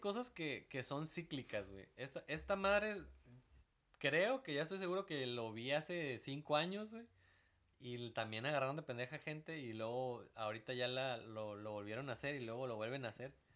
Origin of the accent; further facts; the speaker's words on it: Veracruz, Mexico; moved away; yo vengo de Veracruz